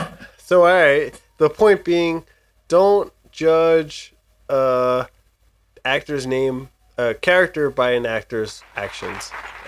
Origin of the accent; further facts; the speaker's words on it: New Jersey, United States; We're from Jersey. We're Jersey strong over here.